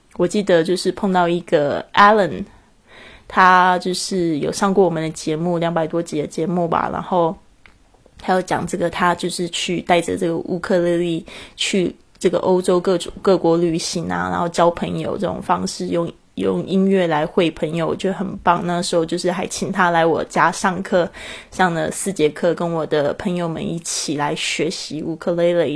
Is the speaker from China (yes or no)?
no; Taiwan; also born or lived in Montana, United States; 大家知道我在这个台湾出生，其实台湾是不下雪的地方